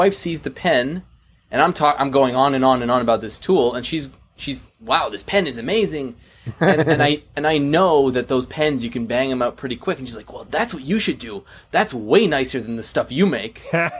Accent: Canada; I'm Canadian.

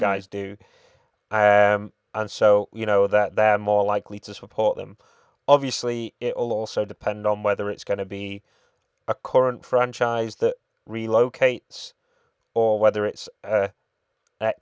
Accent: United Kingdom; we're British

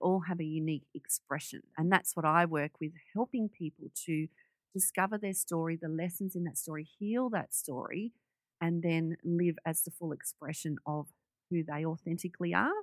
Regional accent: Sydney, New South Wales, Australia; we moved from Western Sydney onto the North Shore of Sydney

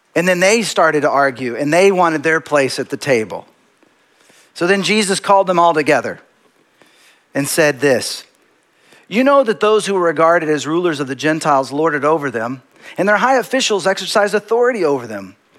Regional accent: Dallas, Texas, United States; moved away as an adult; also born or lived in Seattle; now in Los Angeles, United States; I grew up in Texas

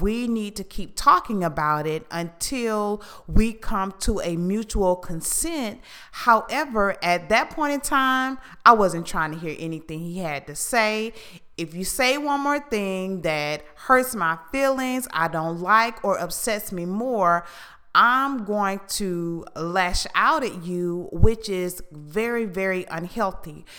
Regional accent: Houston, Texas, United States; where I was raised in Houston

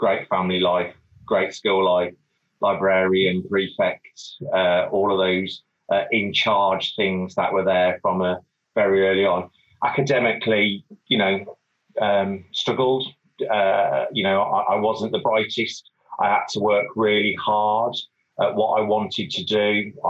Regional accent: Wolverhampton, West Midlands, United Kingdom; also born or lived in London / Portsmouth; So I'm from Wolverhampton. Still live in Wolverhampton, about six doors away from my mom.

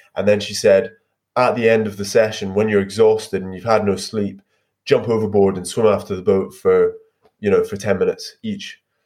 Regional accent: Scotland, United Kingdom; As a Scot

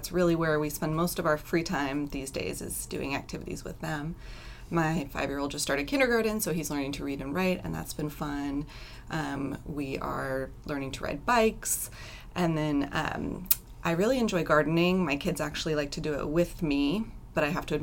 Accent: Vallejo, California, United States; I grew up in Northern California, actually in Vallejo, which is not too far from here.

